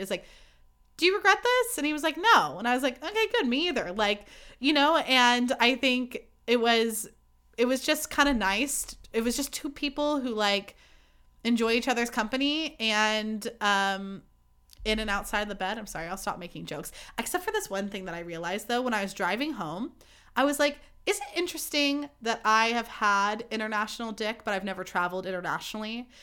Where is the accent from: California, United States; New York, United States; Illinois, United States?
California, United States; Livermore; also born or lived in Sonoma County, California / Eugene, Oregon; I grew up in Livermore and went to school in Sonoma County